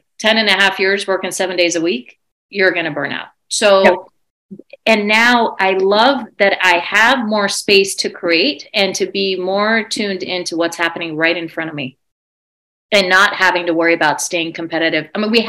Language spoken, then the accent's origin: English; Iran; born there; I was born in Iran and didn't know what that even meant.